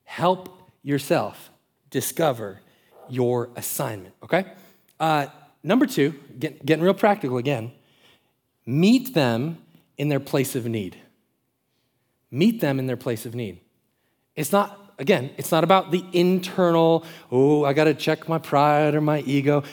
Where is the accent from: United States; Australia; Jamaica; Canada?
United States; Florida; Growing up in Florida, around the water